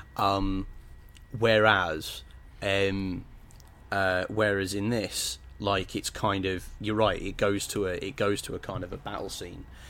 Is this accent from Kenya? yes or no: no; England, United Kingdom; I'm very English